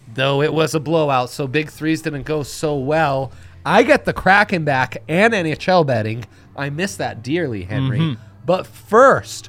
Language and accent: English; Milan, Lombardy, Italy; when I was a youngster growing up in Milan